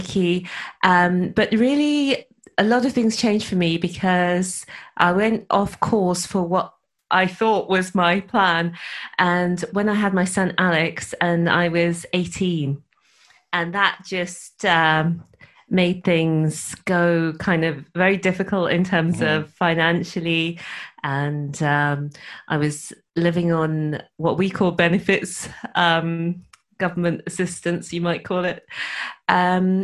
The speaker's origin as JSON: {"language": "English", "town": "Birmingham", "region": "West Midlands", "country": "United Kingdom", "tie": "born or raised there", "also_born_or_lived": "Dorset", "moved": "as an adult", "lives_now": "Wales, United Kingdom", "said": "I was born in Dorset, which is in the southeast, but I grew up in Birmingham, which is a big city in the middle of England"}